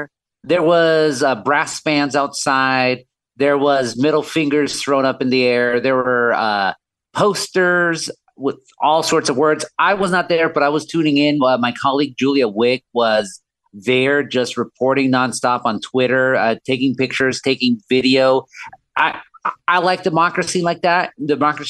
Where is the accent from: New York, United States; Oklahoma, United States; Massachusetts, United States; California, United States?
California, United States; Orange County; I'm not from Los Angeles. I'm from Orange County. I still live there